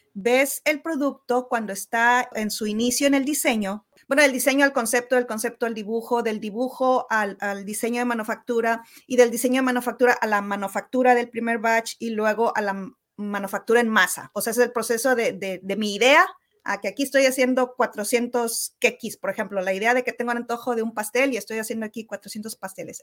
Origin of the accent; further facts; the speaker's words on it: Santiago, Nuevo León, Mexico; yo soy de Villa de Santiago, que está como a 30 um, kilómetros al sur de Monterrey